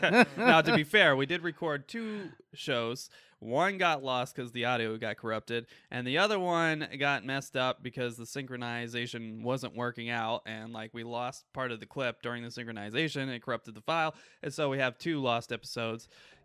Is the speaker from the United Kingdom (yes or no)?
no; Port Clinton, Ohio, United States; I grew up in Port Clinton area, so and, real familiar.